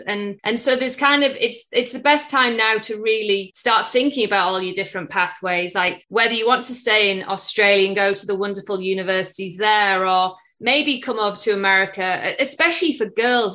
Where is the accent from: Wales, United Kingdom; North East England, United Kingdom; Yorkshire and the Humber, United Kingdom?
North East England, United Kingdom; Middlesbrough; moved away as an adult; also born or lived in United States; I'm originally from England in the northeast, a town called Middlesbrough